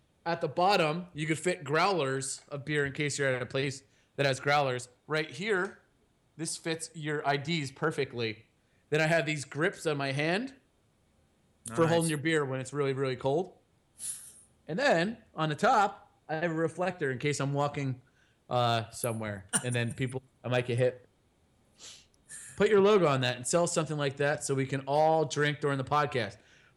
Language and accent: English; United States; I'm an American.